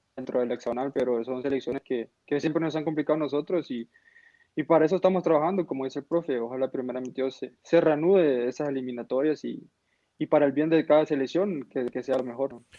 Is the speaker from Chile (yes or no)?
no; El Salvador; como salvadoreño